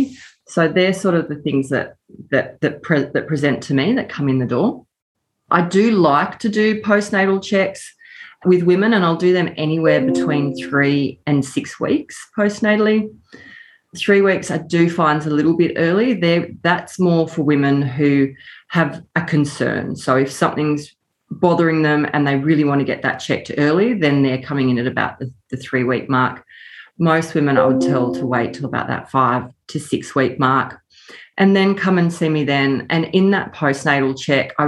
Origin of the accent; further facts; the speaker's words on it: Nambucca Valley, New South Wales, Australia; moved away as an adult; I grew up in the Nambucca Valley, moved away for study and work